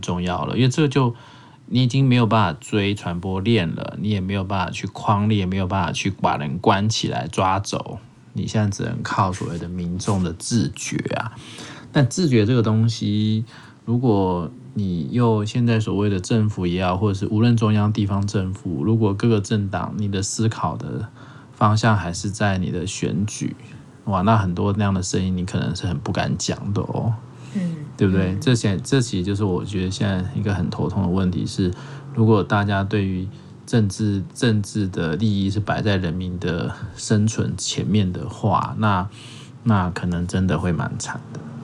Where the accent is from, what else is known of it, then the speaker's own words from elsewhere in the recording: Taiwan; 我们台湾人